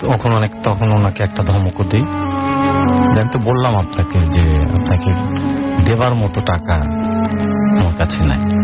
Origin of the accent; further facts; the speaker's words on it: Bogra, Rajshahi Division, Bangladesh; now in Dhaka, Bangladesh; আমার গ্রামের বাড়ি বগুড়া